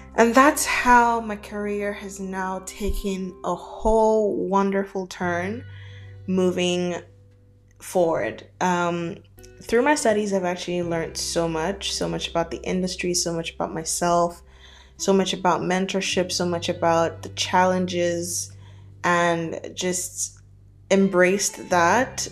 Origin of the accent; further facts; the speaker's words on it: Nigeria; moved away as an adult; also born or lived in Canada; now in Dubai, United Arab Emirates; I am Nigerian. I was born and brought up in Nigeria for my for the better part of my early childhood.